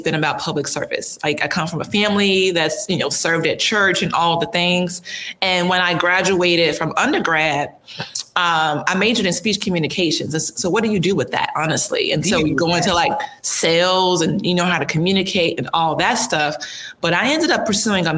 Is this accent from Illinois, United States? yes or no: yes; Chicago, Illinois, United States; moved away; I'm from Chicago originally, so it's you know, I'm Midwest